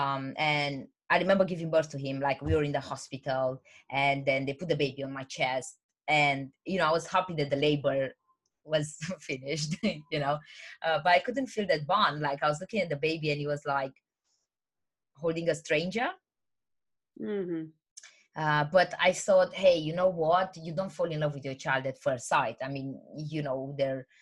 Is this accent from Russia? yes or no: no; Romania; English is a second language; moved away as an adult; also born or lived in England; now in United Kingdom; I'm originally from Romania, but I moved to the UK, England, about 10 years ago. I'm 28 now.